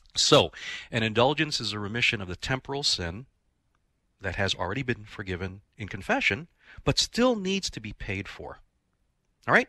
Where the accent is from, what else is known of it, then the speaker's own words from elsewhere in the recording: Philippines; as a Filipino myself